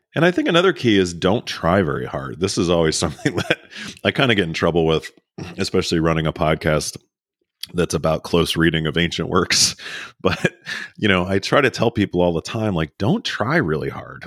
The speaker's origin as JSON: {"language": "English", "region": "Maryland near Baltimore", "country": "United States", "tie": "born or raised there", "moved": "yes", "lives_now": "Texas, United States", "said": "I grew up in Maryland near Baltimore"}